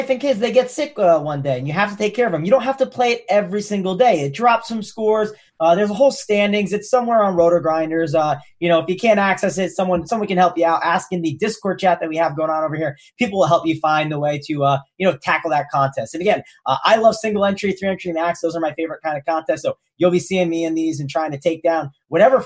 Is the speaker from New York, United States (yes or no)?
no; New Jersey, United States; I'm from Jersey